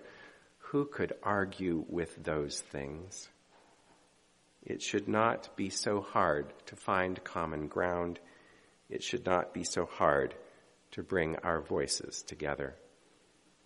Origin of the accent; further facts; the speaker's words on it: United States; we Americans